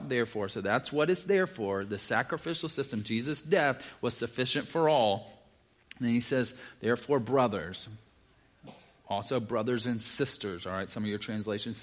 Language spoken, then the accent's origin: English; the South, United States; I'm from the South